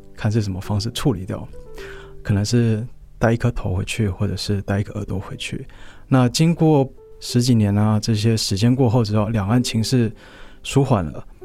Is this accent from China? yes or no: no; Taipei, Taiwan; 我今年三十二岁，然后我从小在台湾长大，我是在台北出生的